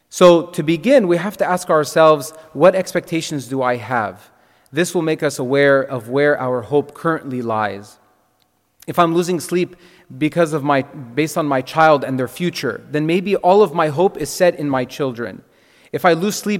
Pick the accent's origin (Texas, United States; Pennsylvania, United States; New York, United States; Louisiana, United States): Texas, United States; moved away as an adult; also born or lived in Ohio; I'm from Texas, the land of milk, honey, and beef